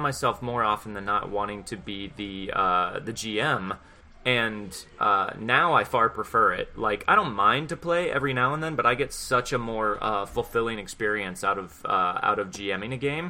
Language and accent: English; Houston, Texas, United States; I'm from Houston